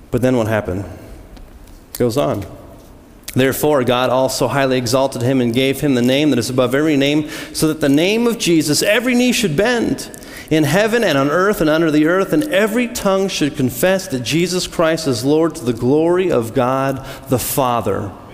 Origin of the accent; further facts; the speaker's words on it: United States; I was born in the United States